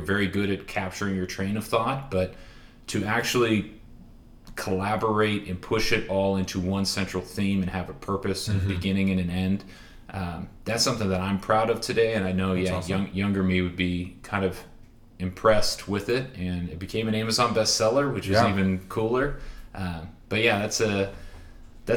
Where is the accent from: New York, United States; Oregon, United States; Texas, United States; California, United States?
California, United States; Orange County; now in Bellevue, United States; I grew up in Orange County, California, and it's a bubble